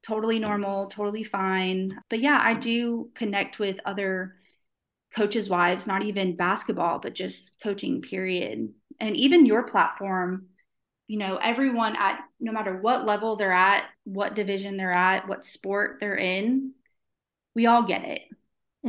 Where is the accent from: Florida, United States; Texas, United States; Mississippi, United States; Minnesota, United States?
Florida, United States; now in Shreveport, United States; I'm from Florida